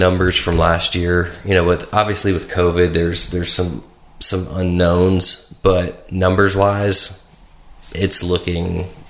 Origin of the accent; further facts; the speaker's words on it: Brentwood, Tennessee, United States; now in Nolensville, United States; I grew up in Brentwood